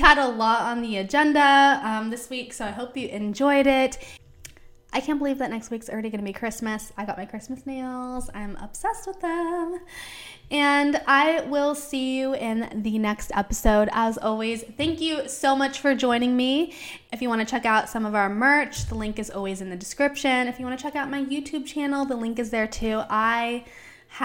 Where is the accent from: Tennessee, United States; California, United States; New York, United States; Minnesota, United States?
California, United States; Palm Springs; That's my hometown